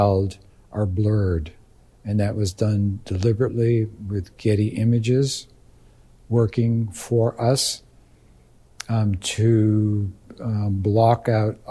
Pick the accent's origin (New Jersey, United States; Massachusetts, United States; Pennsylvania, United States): Massachusetts, United States; Beverly; growing up in Beverly, Massachusetts